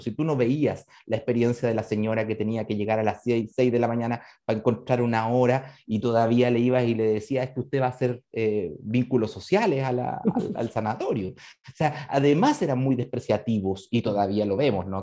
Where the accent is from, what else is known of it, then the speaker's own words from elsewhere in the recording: Chile; acá en Chile